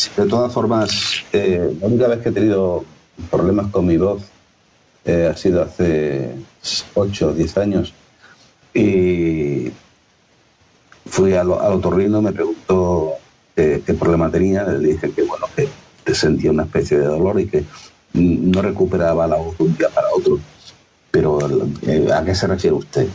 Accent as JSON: {"language": "Spanish", "region": "Extremadura", "country": "Spain", "accent": "Extremeño", "said": "yo tengo un acento extremeño"}